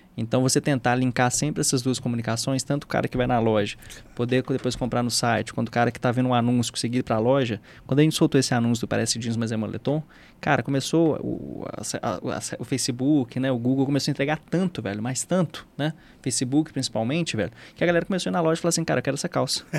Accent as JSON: {"language": "Portuguese", "region": "Minas Gerais", "country": "Brazil", "accent": "mineiro", "said": "o mineiro é um pouco disso, até porque o nosso sotaque, ele é muito óbvio"}